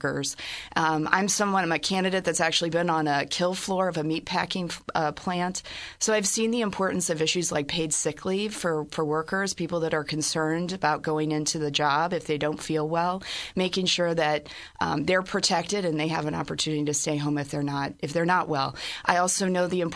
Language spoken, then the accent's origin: English; Peoria, Illinois, United States; now in Springfield, United States; I'm originally from Peoria and a graduate of the University of Illinois. And I'm living in Springfield